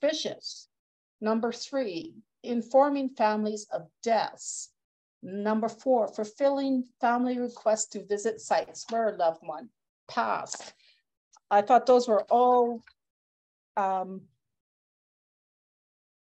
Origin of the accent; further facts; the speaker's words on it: Edmonton, Alberta, Canada; I was born and raised in Edmonton